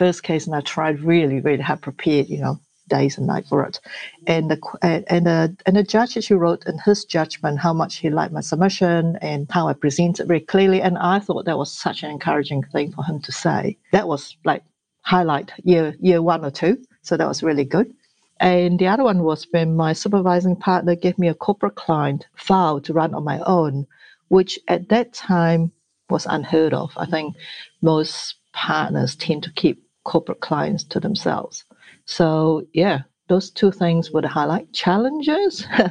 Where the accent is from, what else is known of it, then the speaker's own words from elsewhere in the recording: Malaysia; English is a second language; now in New Zealand; I grew up in Malaysia.